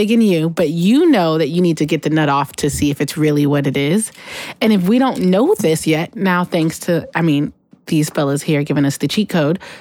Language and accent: English; the Northwest, Pacific Northwest, United States; I'm from the Northwest